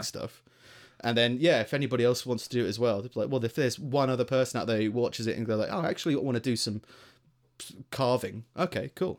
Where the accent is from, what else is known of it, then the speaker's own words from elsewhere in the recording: Greater London, United Kingdom; moved away as an adult; now in Stoke-on-Trent, United Kingdom; I grew up in, um, in, like, Greater London